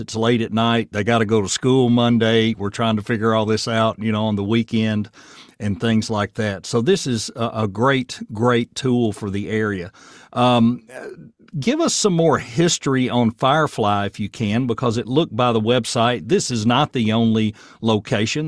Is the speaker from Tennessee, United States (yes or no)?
yes; Murfreesboro, Tennessee, United States; also born or lived in Chamblee/Doraville, Georgia / Nashville, Tennessee; now in Portland, United States; the Murfreesboro I grew up